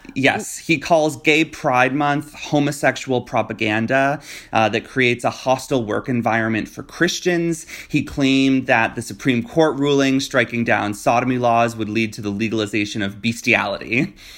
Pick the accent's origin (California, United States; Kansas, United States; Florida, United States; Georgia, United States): Florida, United States; my home state of Florida